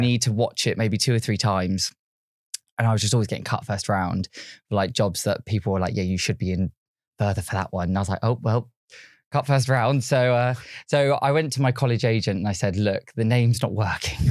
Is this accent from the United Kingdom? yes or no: yes; Yateley, South East England, United Kingdom; so I was born and raised in Yately, which is a small town, not many people have really heard of, but it's near, like, Basingstoke, Reading